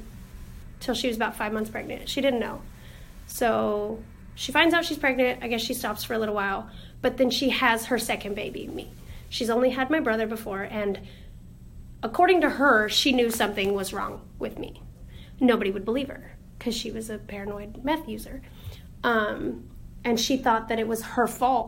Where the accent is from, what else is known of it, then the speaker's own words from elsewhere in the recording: Hughson, California, United States; also born or lived in Loma Linda, California; I am from Houston, California.